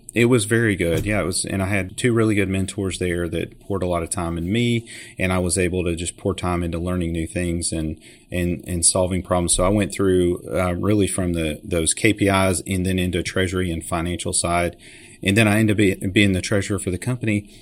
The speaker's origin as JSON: {"language": "English", "town": "Chattanooga", "region": "Tennessee", "country": "United States", "tie": "born or raised there", "said": "I grew up here in Chattanooga, Tennessee"}